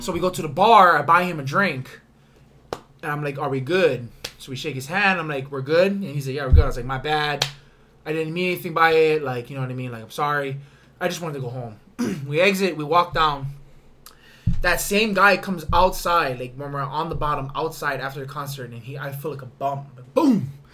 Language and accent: English; Big Island, Hawaii, United States; I'm from Big Island.